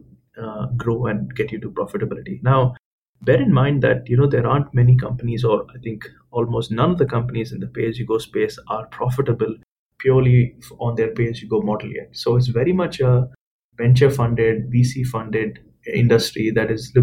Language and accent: English; India; moved away; I'm Indian, I've grown up in India